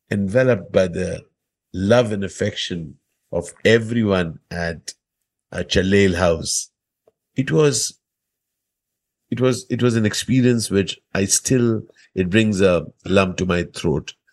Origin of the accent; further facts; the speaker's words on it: Delhi, India; and I was growing up in Delhi at that point